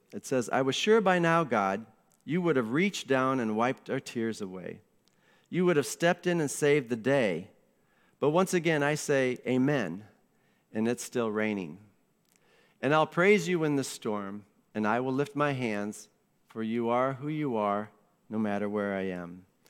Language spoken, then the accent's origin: English; Iowa, United States; moved away; I grew up in Iowa, and when you're a teenager in Iowa